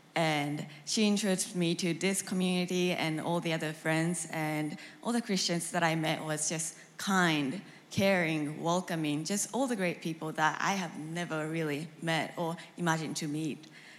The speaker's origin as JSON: {"language": "English", "country": "Japan", "second_language": "English", "moved": "as an adult", "lives_now": "Arkansas, United States", "said": "I'm an international student at the University of Arkansas, and I'm from Japan."}